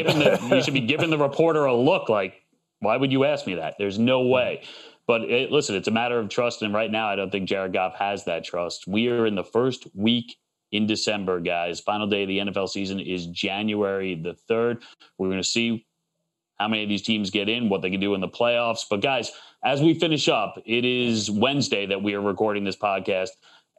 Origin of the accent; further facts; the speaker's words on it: New York, United States; I grew up in New York. New York, okay. Yeah.